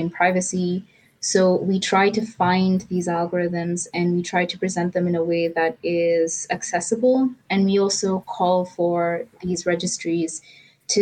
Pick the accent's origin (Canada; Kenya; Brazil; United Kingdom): Kenya; Nairobi; I am based in Nairobi, and I'm you know, born, bred and buttered, as my English teacher used to say